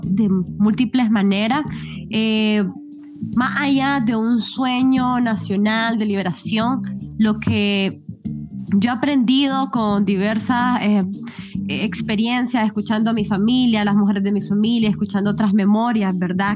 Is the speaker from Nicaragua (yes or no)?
yes; Nicaragua; como mujer nicaragüense, mujer centroamericana